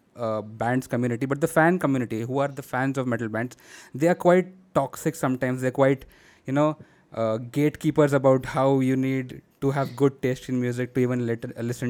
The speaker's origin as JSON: {"language": "English", "town": "Pune", "region": "Maharashtra", "country": "India", "said": "I'm from Pune and I've been going to shows in our scene for almost 5 years now"}